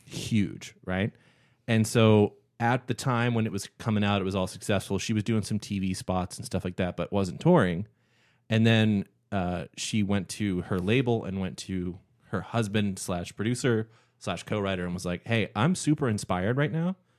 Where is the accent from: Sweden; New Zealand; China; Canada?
Canada; growing up in Canada